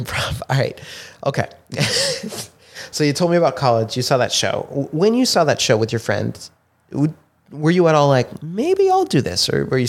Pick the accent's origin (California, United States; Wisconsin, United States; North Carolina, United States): California, United States; San Diego; California, San Diego.